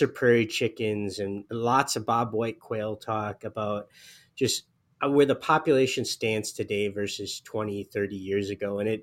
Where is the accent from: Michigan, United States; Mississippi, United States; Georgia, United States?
Michigan, United States; Upper Peninsula of; I grew up in the Upper Peninsula of Michigan